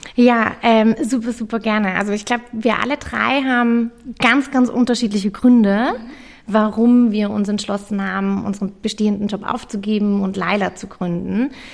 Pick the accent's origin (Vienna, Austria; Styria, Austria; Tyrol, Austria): Vienna, Austria; also born or lived in London; ich bin auch Wienerin